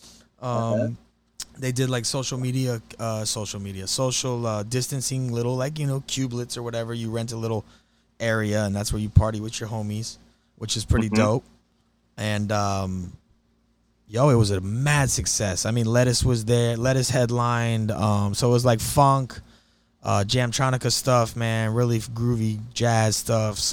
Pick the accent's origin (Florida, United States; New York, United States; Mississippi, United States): Florida, United States; Miami; we're from Miami, Florida